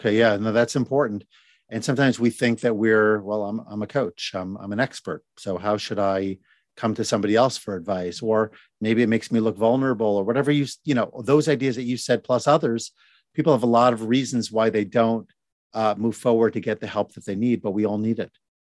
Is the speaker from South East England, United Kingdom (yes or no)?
no; Birmingham, West Midlands, United Kingdom; A neat thing about growing up in Birmingham, Birmingham, UK, by the way, not Alabama.